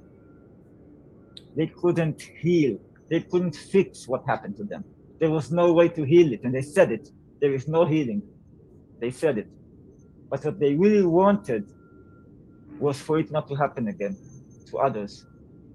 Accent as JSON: {"language": "English", "country": "Israel", "tie": "born or raised there", "moved": "as an adult", "lives_now": "Portugal", "said": "I'm a songwriter, Israeli-Hungarian. I grew up in Israel, and now I'm living in Portugal"}